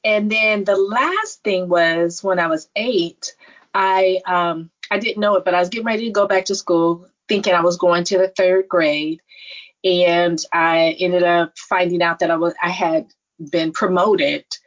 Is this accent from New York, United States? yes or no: no; Stanford, California, United States; being born, raised in the Silicon Valley, born in Stanford